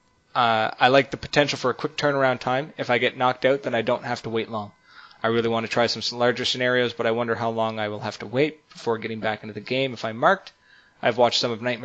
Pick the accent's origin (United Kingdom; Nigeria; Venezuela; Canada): Canada; We're Canadian now.